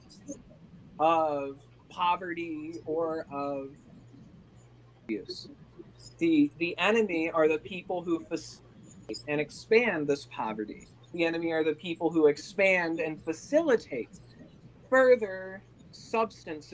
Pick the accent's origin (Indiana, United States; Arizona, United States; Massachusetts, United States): Indiana, United States; moved away as an adult; now in California, United States; I'm from Indiana